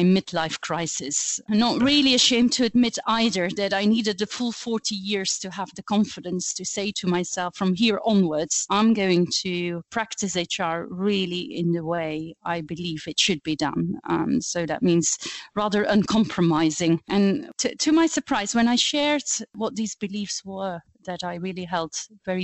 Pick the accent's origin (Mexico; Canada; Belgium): Belgium; Flanders; first language Flemish; English is a second language; moved away as an adult; now in United Kingdom; you will quickly pick up on my accent. I speak Flemish. I am Belgian, but I have been living and working in the UK for almost 20 years now.